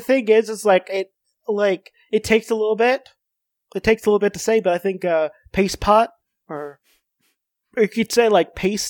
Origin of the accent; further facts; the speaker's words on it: Kentucky, United States; born there; English is a second language; I was born in Kentucky.